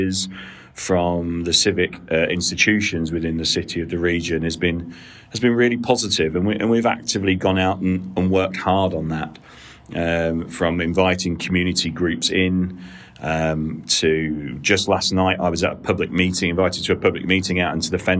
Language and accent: English; Peterborough, East of England, United Kingdom; also born or lived in Cardiff; born and raised in Peterborough